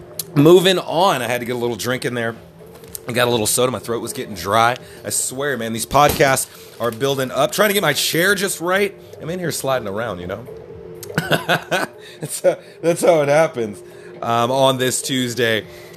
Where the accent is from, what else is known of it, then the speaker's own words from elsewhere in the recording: the Carolinas, United States; I'm from Carolina, so I gotta shout out my team.